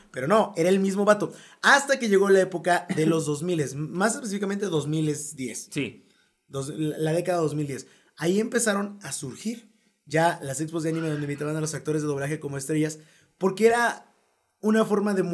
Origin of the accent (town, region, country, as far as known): Mexico; accent: Mexican